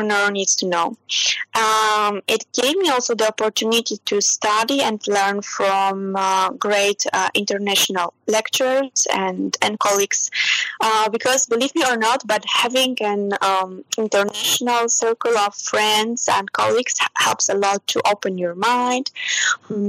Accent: Poland; moved away as an adult; also born or lived in Germany / Romania; now in Milan, Italy; I was born and I grew up in Poland

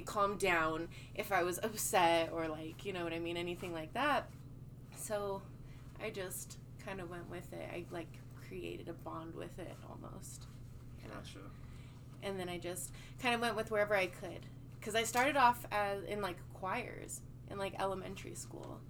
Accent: Colorado, United States; also born or lived in California; I'm from California, but I grew up in Colorado

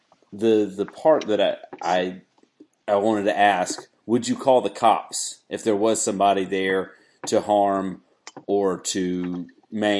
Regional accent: Wilmington, United States; now in South Carolina, United States; we grew up in Wilmington

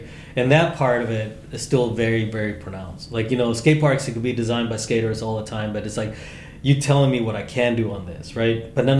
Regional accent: Chicago, Illinois, United States; I'm not from California. I'm not from Texas. There was no skate parks in Chicago, right, in the city. So for me, it was like street skating

